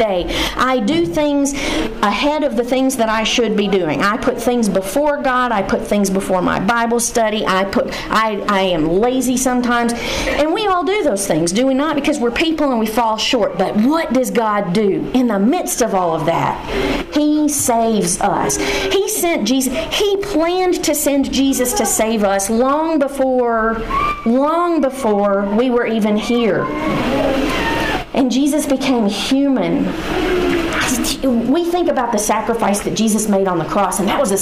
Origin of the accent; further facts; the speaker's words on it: Henderson, Tennessee, United States; when I was a little girl growing up in Henderson, Tennessee